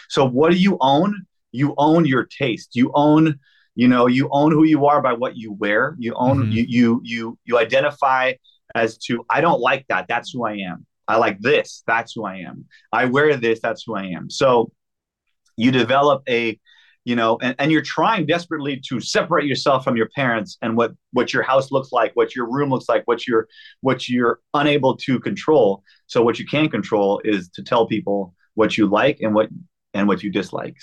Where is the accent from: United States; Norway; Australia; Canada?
Canada; we're from Canada